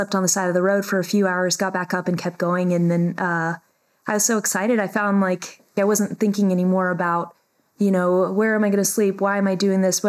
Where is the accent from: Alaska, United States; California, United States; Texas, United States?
Alaska, United States; moved away as an adult; I was born and raised in Alaska, and yeah, I lived there through high school, so until I was 18, and then moved down to the what we call the lower 48